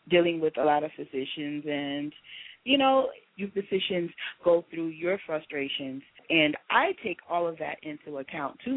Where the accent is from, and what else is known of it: Tennessee, United States; born or raised there; moved away; also born or lived in Chicago